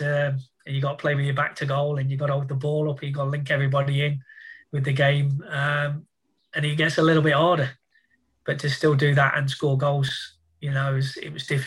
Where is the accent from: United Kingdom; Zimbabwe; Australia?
United Kingdom; Nottingham, East Midlands; moved away; also born or lived in Middlesbrough / Northampton; being my hometown as well